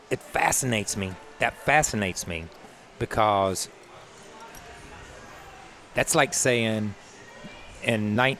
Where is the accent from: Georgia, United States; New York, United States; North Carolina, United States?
North Carolina, United States; I'm from North Carolina.